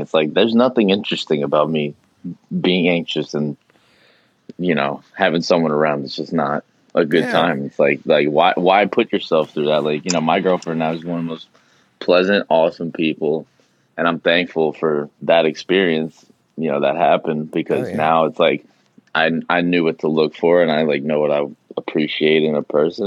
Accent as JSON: {"language": "English", "region": "New Jersey", "country": "United States", "said": "we're still from Jersey"}